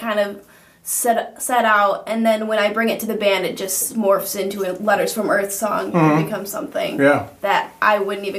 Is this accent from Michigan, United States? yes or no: yes; Grand Rapids, Michigan, United States; moved away as an adult; now in South Bend, United States; No, I am from Grand Rapids, Michigan.